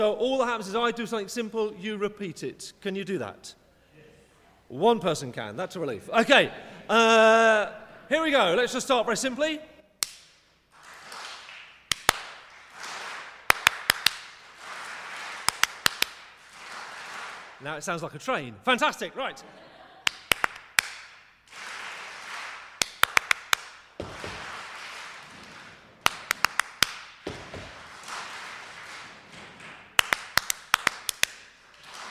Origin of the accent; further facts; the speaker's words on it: England, United Kingdom; I was born in England